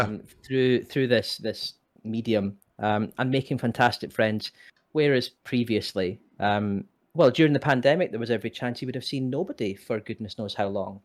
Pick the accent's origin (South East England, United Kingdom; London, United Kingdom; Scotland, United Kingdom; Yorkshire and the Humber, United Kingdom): Scotland, United Kingdom; moved away as an adult; also born or lived in England / Northern Ireland; I was born and bred in Scotland